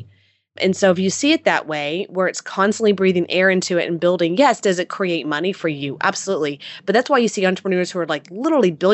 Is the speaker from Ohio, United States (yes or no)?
no; Houston, Texas, United States; born and raised in Houston, Texas